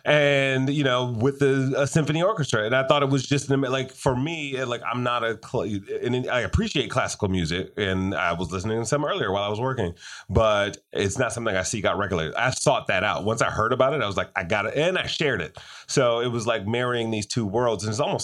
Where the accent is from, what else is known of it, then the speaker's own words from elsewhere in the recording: Detroit, Michigan, United States; Since my hometown, by the way.